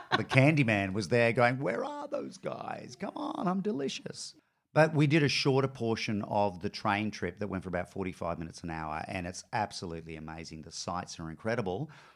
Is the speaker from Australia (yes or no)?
yes; North Queensland, Australia; also born or lived in Brisbane; now in Melbourne, Australia; I grew up in North Queensland